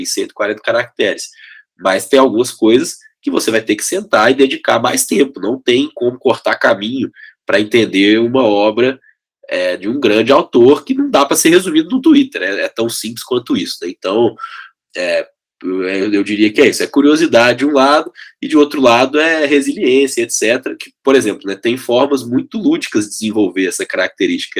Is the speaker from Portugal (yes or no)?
no; Belo Horizonte, Minas Gerais, Brazil; accent: mineiro; now in São Paulo, Brazil; sou de Belo Horizonte, vocês estão vendo aí pelo sotaque, né, que eu já moro em São Paulo tem bastante tempo, mas o telefone é 31, o time é o Cruzeiro, no tempo bom e no tempo ruim, e o sotaque continua mineiro